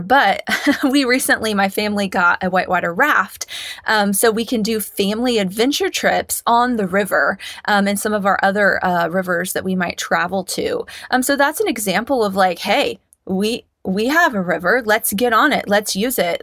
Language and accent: English; Kansas, United States; I grew up in Kansas